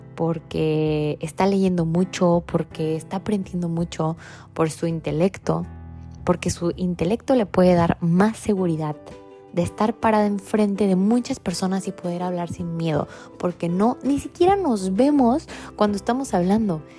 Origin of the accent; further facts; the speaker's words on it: Tecate, Baja California, Mexico; moved away; de donde yo vengo es una ciudad muy chiquita que se llama Tecate